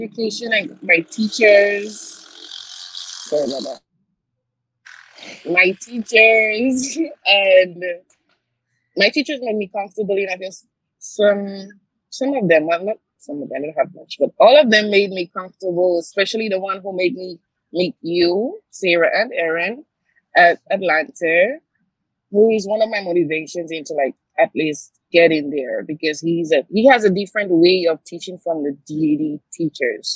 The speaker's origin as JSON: {"language": "English", "country": "St. Lucia", "moved": "yes", "lives_now": "New York, United States", "said": "I'm originally from the Caribbean, St. Lucia specifically"}